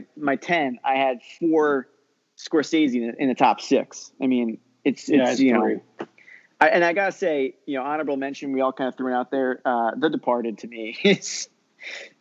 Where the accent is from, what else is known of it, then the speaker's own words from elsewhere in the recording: East Coast, United States; growing up in the East Coast